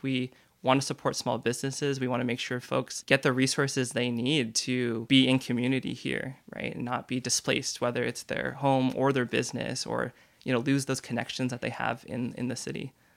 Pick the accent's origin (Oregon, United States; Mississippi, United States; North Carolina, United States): Oregon, United States; Beaverton; now in Portland, United States; I grew up in Beaver Tin